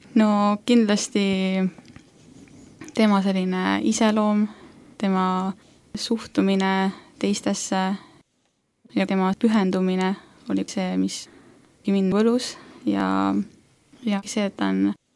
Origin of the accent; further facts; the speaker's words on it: Saare County, Estonia; now in Tallinn, Estonia; olen siis äh, sündinud ja kasvanud üles Saaremaal